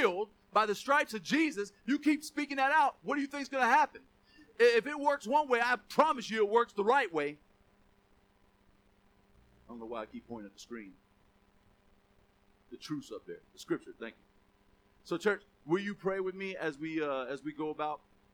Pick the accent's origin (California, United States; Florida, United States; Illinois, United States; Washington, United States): Florida, United States; Gainesville; accent: country; I'm mostly country ghetto. I grew up in Southeast Gainesville